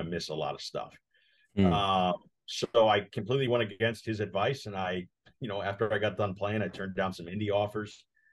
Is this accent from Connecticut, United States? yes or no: yes; Connecticut, United States; moved away as an adult; also born or lived in St. Louis, Missouri; now in Omaha, United States; I grew up in Connecticut, small town